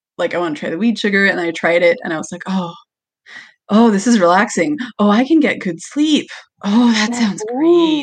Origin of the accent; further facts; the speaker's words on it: Washington, United States; moved away; I'm originally from Washington